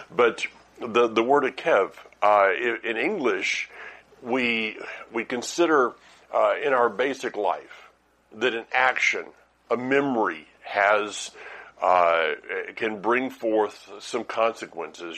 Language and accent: English; the South, United States; I am from the South